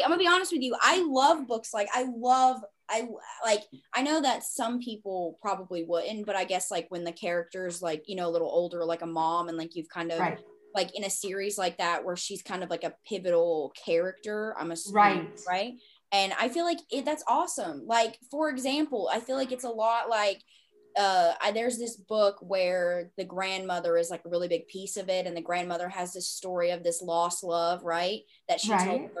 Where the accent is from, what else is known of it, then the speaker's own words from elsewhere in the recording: the South, United States; I am from the South